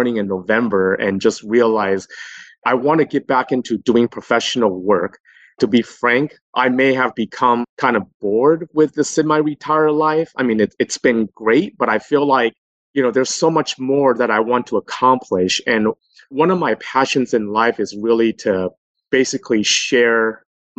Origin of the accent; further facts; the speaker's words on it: Los Angeles, California, United States; also born or lived in New York City; I came back home to my hometown and worked for a fairly large investment management company, a fund manager in Los Angeles for another 7 years